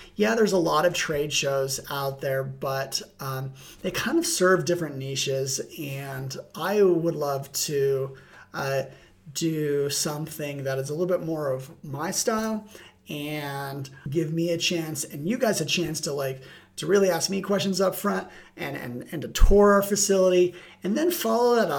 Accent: Utah, United States; my home state of Utah

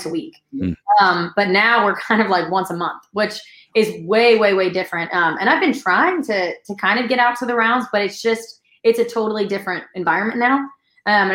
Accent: New York, United States; I'm from New York, but I was living in New York at the time

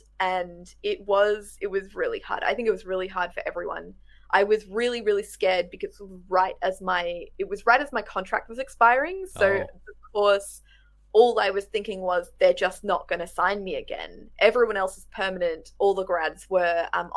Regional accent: rural Victoria, Australia; moved away as an adult; also born or lived in Melbourne; now in Adelaide, Australia; I grew up in Victoria. I grew up in rural Victoria though.

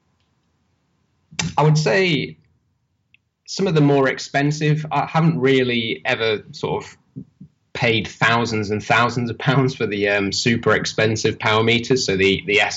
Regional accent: Holmfirth, Yorkshire and the Humber, United Kingdom; also born or lived in Leeds/Bradford border; I'm from Yorkshire, in England. I was born and kind of raised around Homeforth, which is where they film Last of the Summer Wine

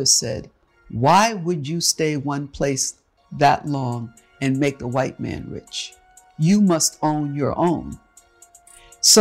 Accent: New York City, New York, United States; moved away as an adult; also born or lived in Texas / Oklahoma; now in Los Angeles, United States; New York, my hometown. I'm from Harlem

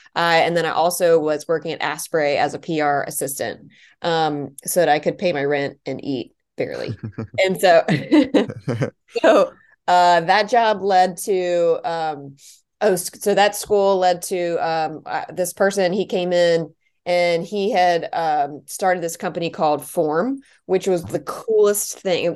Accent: Charlotte, North Carolina, United States; also born or lived in Washington, D.C.; I was born in D C, but both my parents, um, went to Georgetown and I was born there. And then we, um, moved to Charlotte, North Carolina when I was two

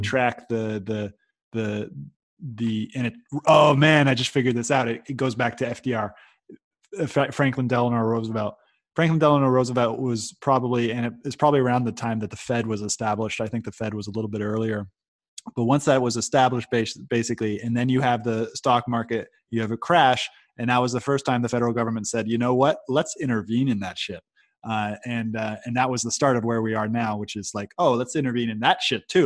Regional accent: Silicon Valley, California, United States; I'm come from the Silicon Valley

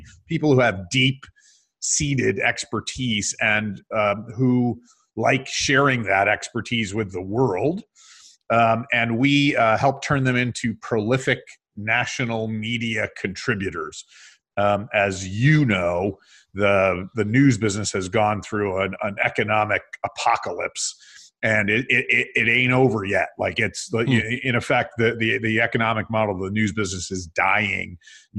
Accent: Binghamton, New York, United States; moved away as an adult; also born or lived in San Francisco; in my hometown of Binghamton, New York

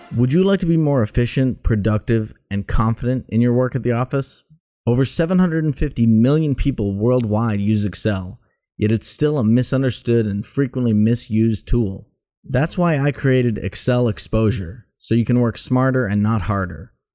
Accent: Boston, Massachusetts, United States; I'm from Boston, so, like, my tone sucks sometimes

